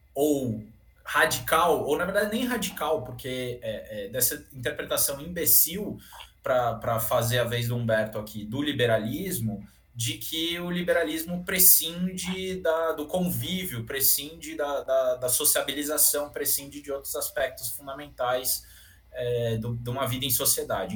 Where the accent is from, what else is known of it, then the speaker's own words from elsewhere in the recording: São Paulo, Brazil; Eu, como bom paulistano aqui